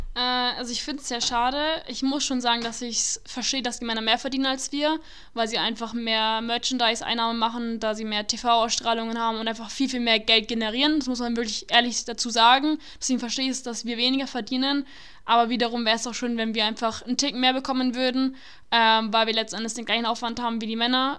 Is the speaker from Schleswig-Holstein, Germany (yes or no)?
no; Nuremberg, Bavaria, Germany; ich bin eine äh, gebürtige Nürnbergerin, ich bin immer hier aufgewachsen